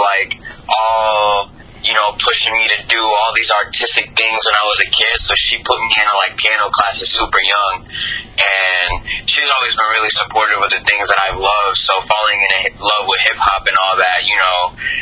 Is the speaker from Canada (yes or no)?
no; Colombia; I grew up in Colombia